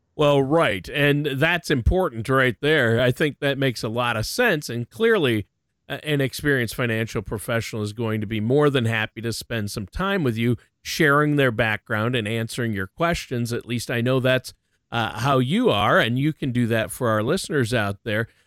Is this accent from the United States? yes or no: yes; Minnesota, United States; I was born and raised in Minnesota